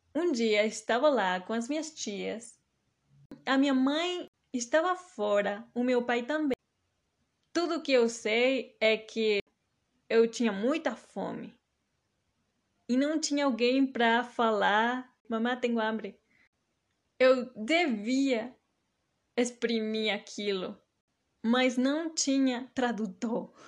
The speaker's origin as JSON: {"language": "Portuguese", "country": "Mexico", "tie": "born or raised there", "accent": "mix of Mexican Spanish, Maranhão and Pará Portuguese, southern Brazilian", "first_language": "Spanish", "second_language": "Portuguese", "said": "Uma mistura da minha primeira língua, o espanhol, mais especificamente a variante mexicana, com o português maranhense, um pouco de português paraense"}